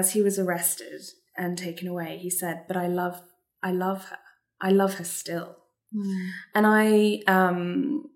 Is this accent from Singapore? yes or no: yes; Singapore; I'm half Singaporean and I grew up in Singapore